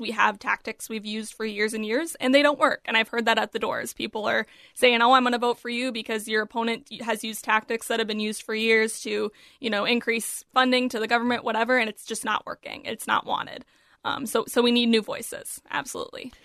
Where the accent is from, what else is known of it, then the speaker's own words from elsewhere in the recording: Apple Valley, Minnesota, United States; my hometown in Apple Valley